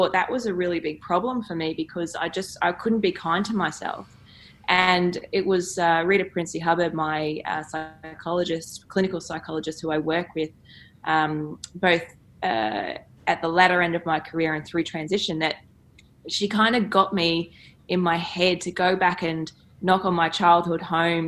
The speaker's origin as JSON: {"language": "English", "region": "Queensland", "country": "Australia", "tie": "born or raised there", "said": "growing up in Queensland"}